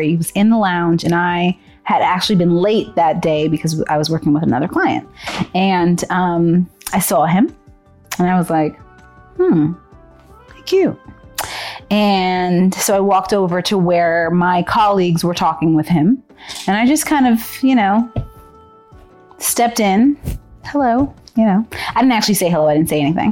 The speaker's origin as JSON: {"language": "English", "region": "Texas", "country": "United States", "also_born_or_lived": "Berkeley", "moved": "yes", "said": "I'm from Texas"}